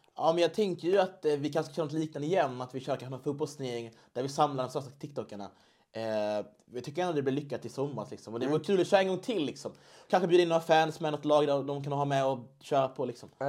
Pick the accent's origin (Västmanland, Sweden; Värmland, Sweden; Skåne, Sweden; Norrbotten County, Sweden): Skåne, Sweden; now in Stockholm, Sweden; Jag kommer från Skåne